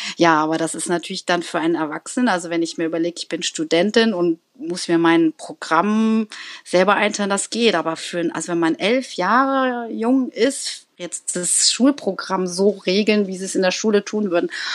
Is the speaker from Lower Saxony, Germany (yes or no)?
no; Berlin, Germany; ich komme auch aus Berlin